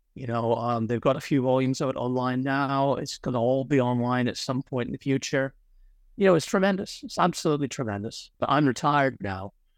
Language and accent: English; Ireland; moved away; also born or lived in Connecticut, United States / Oxford, United Kingdom; I was largely brought up in Ireland.